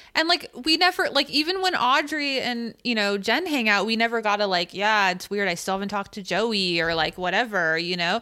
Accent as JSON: {"language": "English", "region": "California", "country": "United States", "said": "We're being Californian"}